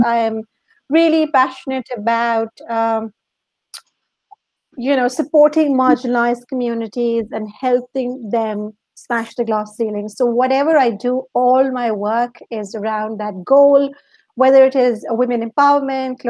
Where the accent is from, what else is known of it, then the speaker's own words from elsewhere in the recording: Pakistan; moved away as an adult; also born or lived in Dubai; now in London, United Kingdom; I'm originally from Pakistan